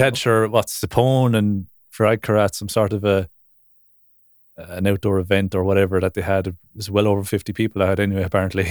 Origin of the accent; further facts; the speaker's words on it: Ireland; I grew up in Ireland